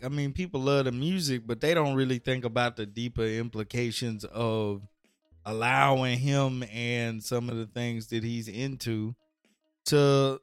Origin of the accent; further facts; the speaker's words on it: United States; it's a unique experience to be a black American